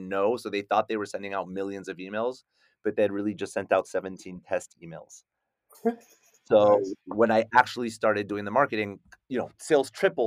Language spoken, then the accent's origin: English; United States; also born or lived in Paris, France; I'm this like French Moroccan mutt, right? Growing up in America